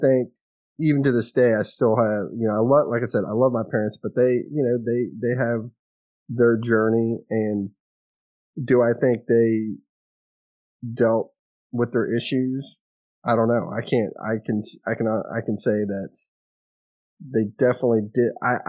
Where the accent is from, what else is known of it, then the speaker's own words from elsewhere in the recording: Kerrville, Texas, United States; also born or lived in Alabama / Louisiana; So I was born in Kerrville. That was the closest hospital. Moved, I guess, as a little kid, you know, I don't remember this, but moved around between Alabama and Louisiana and then back to Texas.